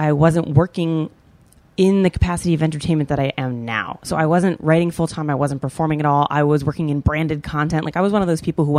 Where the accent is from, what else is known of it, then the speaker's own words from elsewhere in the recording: East Coast, United States; moved away as an adult; also born or lived in New York; now in Los Angeles, United States; we're both from the East Coast.